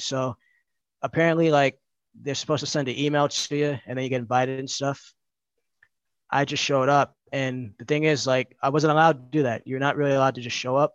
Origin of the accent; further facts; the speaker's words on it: New York City, New York, United States; I grew up in the Bronx. I still live there